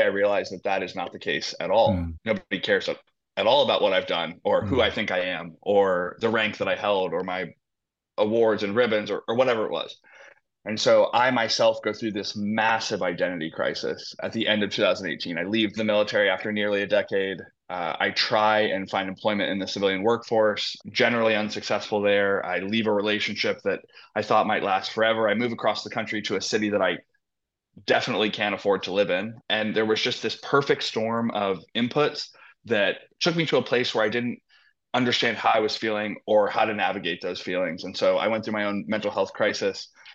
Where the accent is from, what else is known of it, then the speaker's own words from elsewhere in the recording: Indianapolis, Indiana, United States; moved away as an adult; now in Los Angeles, United States; I was born and raised in Indianapolis, Indiana.